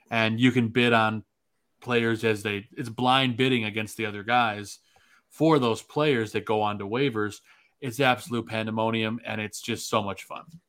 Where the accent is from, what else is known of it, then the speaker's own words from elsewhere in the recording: Chicago, Illinois, United States; now in Saint Joseph, United States; I'm a Chicagoan living in Saint Joseph, Michigan